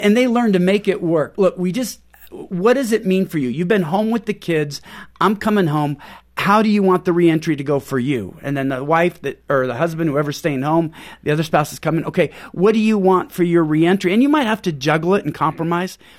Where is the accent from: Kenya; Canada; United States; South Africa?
United States; Pacific Northwest; moved away as an adult; also born or lived in Houston; We're from Pacific Northwest.